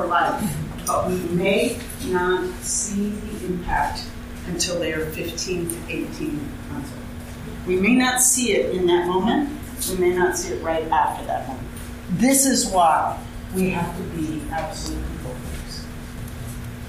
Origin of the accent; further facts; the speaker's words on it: New York, United States; moved away; I'm from New York